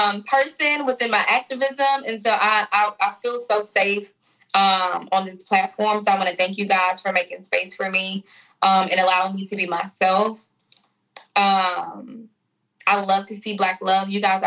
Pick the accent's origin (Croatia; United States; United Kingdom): United States; Memphis, Tennessee; I grew up on Marchinoux Street, which is off Dedrick.